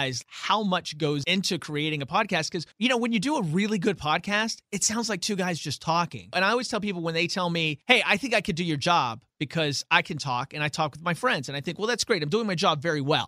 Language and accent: English; West Virginia, United States; I'm from West Virginia